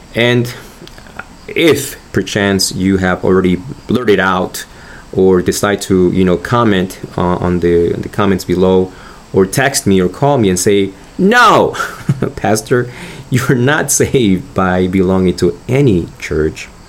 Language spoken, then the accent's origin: English; Argentina; now in United States; I'm originally from Argentina. I'm a U.S. citizen right now